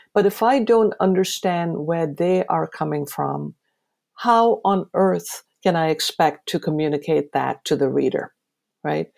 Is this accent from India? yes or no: yes; India; now in United States; my adopted country, the United States, as I do about my home country, um, India